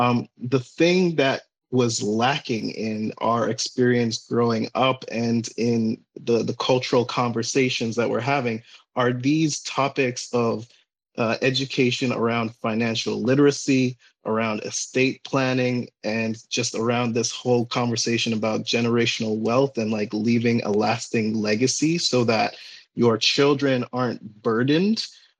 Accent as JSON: {"language": "English", "country": "Ghana", "lives_now": "United States", "said": "while I'm from Ghana, I live in the United States. My parents used to live here at some point, and they moved back to Ghana"}